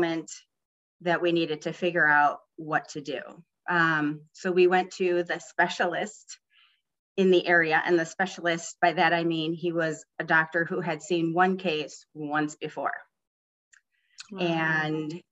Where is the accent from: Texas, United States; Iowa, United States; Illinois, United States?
Illinois, United States; Chicago; I was born and raised in Chicago